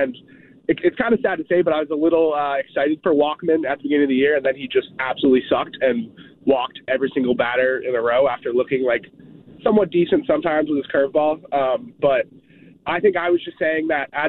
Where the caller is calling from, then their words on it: Vermont, United States; New caller calling in. I'm from Vermont, but just moved here, and your radio show is awesome.